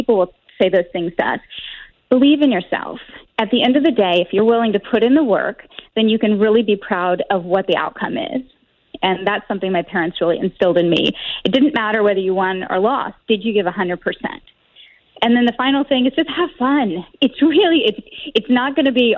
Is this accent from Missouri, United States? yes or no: yes; Rolla, Missouri, United States; moved away; I was born in Rolla